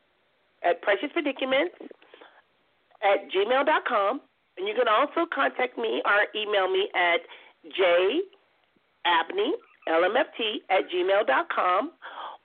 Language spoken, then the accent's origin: English; Compton, California, United States; when I was growing up in Compton